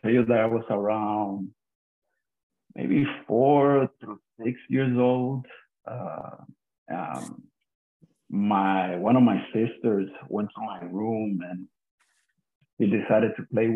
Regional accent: Puerto Rico; the street that I grew up in Puerto Rico

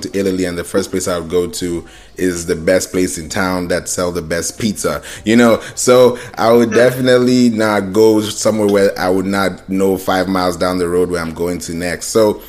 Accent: Kenya; also born or lived in Nigeria / Houston / Orlando; I grew up in Kenya. I grew up in Nigeria. You know, I've grown up in Houston. I've been in Orlando.

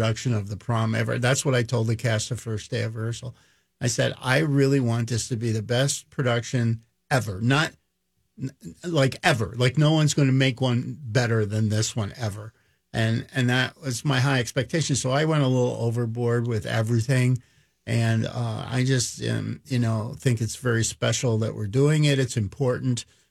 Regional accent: Philadelphia, Pennsylvania, United States; I grew up in Philadelphia and in the inner city, West Philadelphia

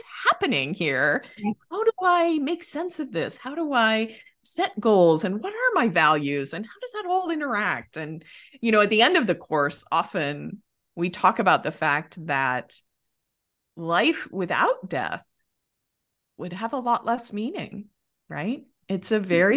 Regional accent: Montana, United States; also born or lived in Chicago, Illinois; now in Arizona, United States; I grew up in Montana, so between Montana and Chicago

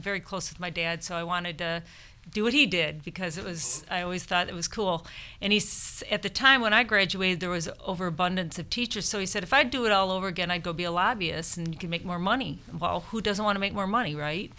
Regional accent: Michigan, United States; I grew up in Michigan

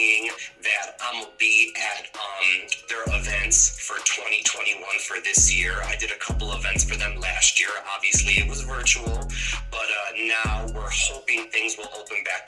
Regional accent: Chicago, Illinois, United States; I'm from Chicago

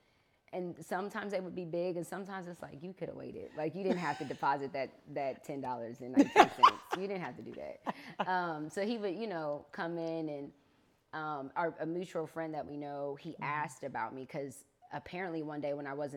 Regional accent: Columbus, Ohio, United States; moved away; I'm originally from Columbus, Ohio.

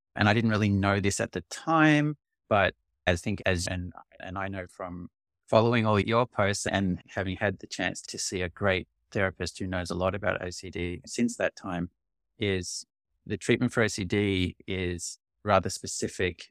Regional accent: Australia; now in Canada; I'm originally Australian, and I'm actually moving back to Australia in a month

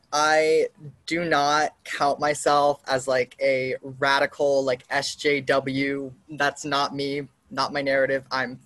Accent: Roswell, Georgia, United States; I grew up in a suburb outside Atlanta, Roswell. So it's like kind of Republican, kind of Democrat, but mostly conservative socially. And my parents were very liberal. My whole family's from New York, Connecticut, whatever.

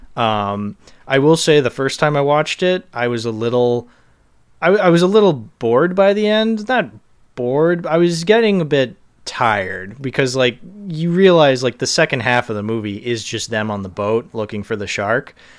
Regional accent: Boston, Massachusetts, United States; also born or lived in Cape Cod; I'm from Boston

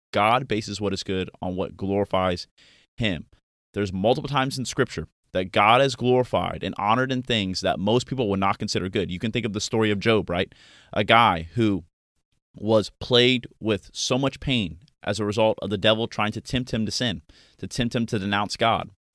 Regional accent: Pensacola, Florida, United States; moved away as an adult; also born or lived in Virginia; my hometown of Pensacola, Florida

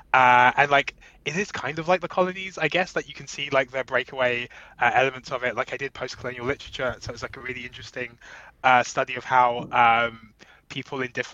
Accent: London, United Kingdom; moved away as an adult; also born or lived in Jamaica (family); now in Brooklyn, United States; I'm not, as you so hatefully said at the top of the show, from Manchester. I am from Brixton.

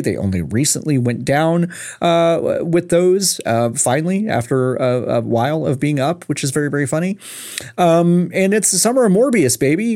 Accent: Texas, United States; I am from Texas, native Texan

